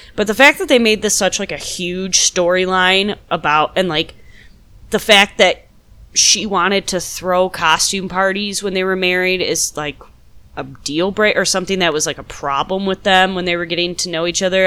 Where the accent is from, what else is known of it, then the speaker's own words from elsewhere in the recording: Midwest, United States; accent: Midwest; I'm from the Midwest as well, so my Midwest accent has been coming out quite a bit